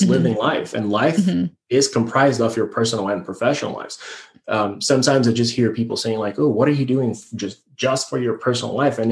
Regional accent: Brazil; moved away as an adult; now in United States; I'm born and raised in Brazil

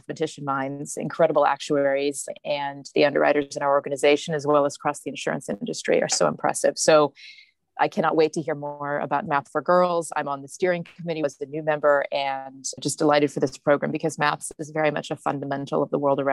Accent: Georgia, United States; moved away as an adult; also born or lived in Washington, D.C.; now in United Kingdom; I was born and raised in Georgia, grew up in the South

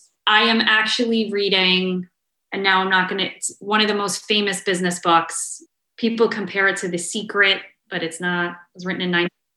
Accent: New York, United States; I'm a New Yorker.

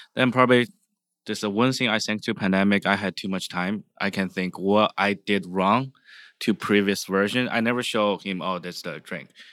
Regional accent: China; now in San Francisco, United States; I'm from China.

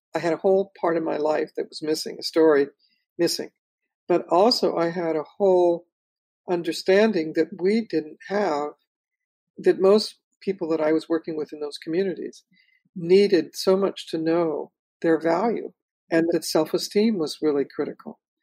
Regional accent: Los Angeles, California, United States; also born or lived in Watts; I was born in Watson and I grew up in Pacoima

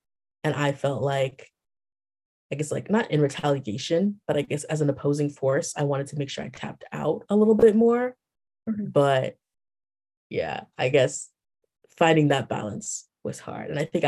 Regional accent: Texas, United States; I started off as a volunteer my freshman year because like I came from Texas. I don't know this community.

